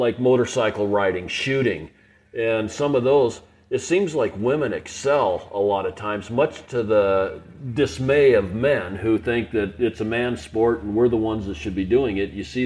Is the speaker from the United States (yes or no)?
yes; Portland, Oregon, United States; I grew up in Portland, Oregon